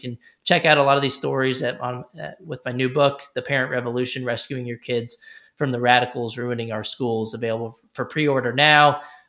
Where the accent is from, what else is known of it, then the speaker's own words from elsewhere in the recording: Texas, United States; Ted Cruz, senator from my home state from Texas, endorsed it.